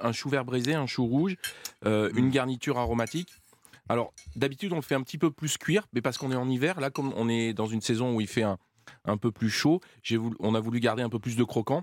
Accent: Valence, Auvergne-Rhône-Alpes, France; gamin, chez moi, manger beaucoup de légumes. Pourquoi manger beaucoup de légumes Parce que je suis né à Valence

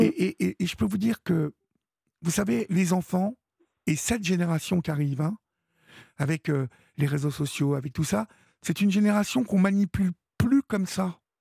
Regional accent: Évreux, Normandy, France; je suis d'Evreux

